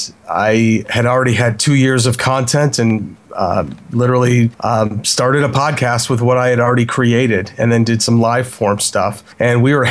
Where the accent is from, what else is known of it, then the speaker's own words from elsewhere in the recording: Chicago, Illinois, United States; I am from Chicago.